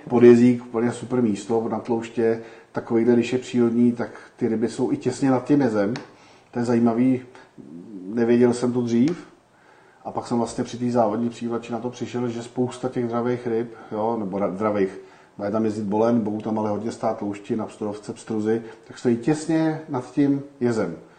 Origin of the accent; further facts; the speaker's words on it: Czechia; my Češi